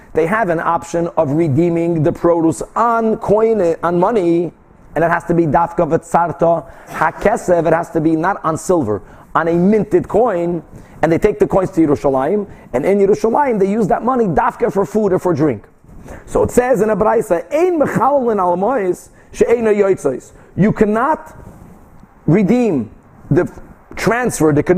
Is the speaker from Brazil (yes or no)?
yes; Brazil; moved away; I grew up in Brazil